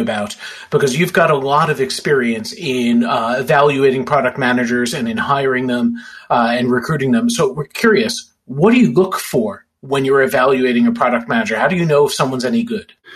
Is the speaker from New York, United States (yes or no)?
yes; New York City, New York, United States; Staten Island Chuck is from my hometown